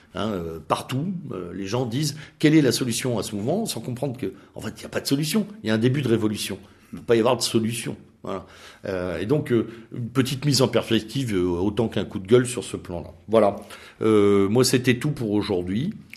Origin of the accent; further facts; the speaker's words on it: France; nous sommes d'abord des Français